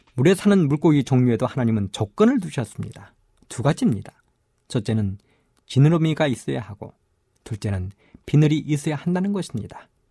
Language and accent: Korean; South Korea; 어릴 적 저는 섬진강가에 살면서